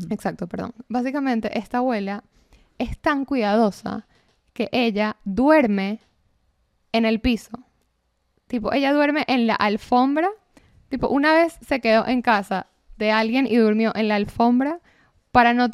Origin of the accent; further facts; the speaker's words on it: Venezuela; También son cosas que como venezolano no, no te quedan de otra hacer una escala en Panamá para salir